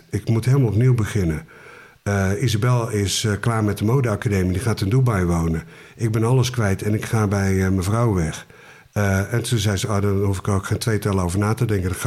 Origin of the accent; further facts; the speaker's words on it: Amersfoort, Utrecht, Netherlands; born there; Ja, ik ben geboren in Amersfoort. Eh, op de kwekerij van mijn opa. In een eh, mooi statig huis, kwekerij erachter.